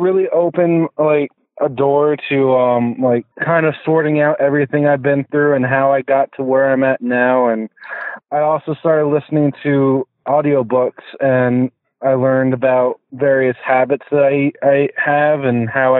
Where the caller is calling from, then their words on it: New Jersey, United States; New Jersey.